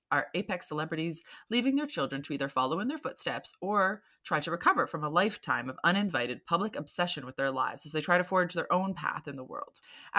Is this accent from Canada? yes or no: no; United Kingdom; now in San Francisco, United States; I'm a British writer and social media marketer living and working in San Francisco, which I've called home since 2014.